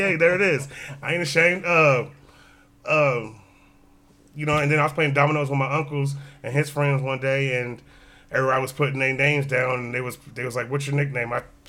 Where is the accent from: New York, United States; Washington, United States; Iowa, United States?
Iowa, United States; Des Moines; I was born on the West Side, but we stayed everywhere. You know, we didn't stable place. Came like once or twice in the youngster life, but you know, I was born on the West Side. You know, here in Des Moines, Iowa. Got a gang of family here.